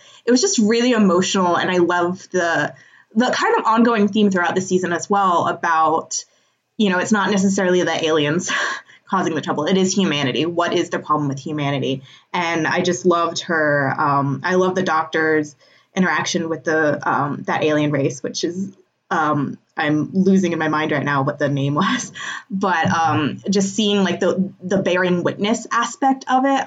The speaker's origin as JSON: {"language": "English", "country": "United States", "said": "being American"}